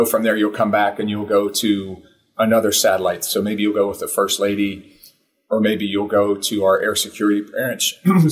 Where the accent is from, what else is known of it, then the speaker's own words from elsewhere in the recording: Pittsburgh, Pennsylvania, United States; I'm from Pittsburgh